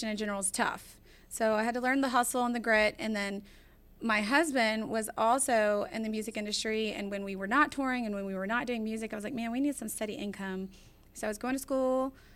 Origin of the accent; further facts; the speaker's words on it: Houston, Texas, United States; also born or lived in Midwest; I was actually born in the Midwest, but raised in Houston since 6 months old. So I resonated with Houston as my hometown.